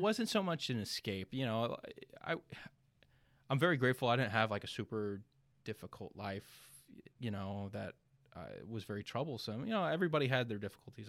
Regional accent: Ocala, Florida, United States; also born or lived in Leesburg, Florida / Belleview, Florida; I was born in Leesburg, raised Ocala, Bellevue my entire life.

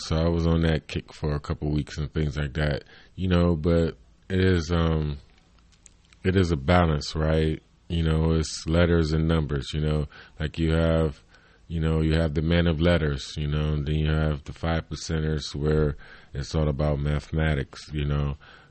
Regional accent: Cleveland, Ohio, United States; I'm from Cleveland.

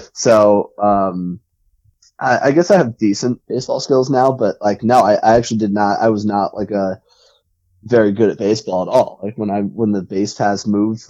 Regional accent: near Somerset, New Jersey, United States; I grew up in Central Jersey and like kind of near Somerset.

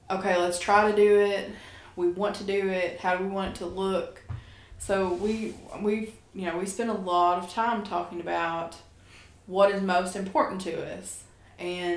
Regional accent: Beattyville, Kentucky, United States; now in Lexington, United States; we're both from Appalachia

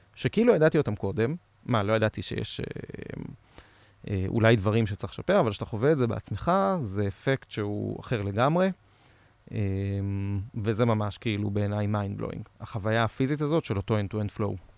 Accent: Israel; אנחנו ישראלים

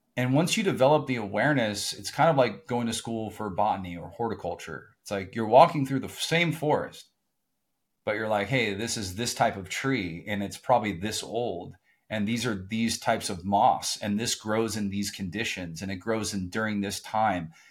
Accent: Southern California, United States; I grew up in Southern California

